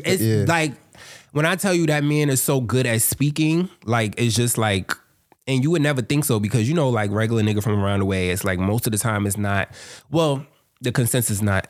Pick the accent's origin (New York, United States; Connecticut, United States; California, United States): New York, United States; New York City; I'm from Harlem.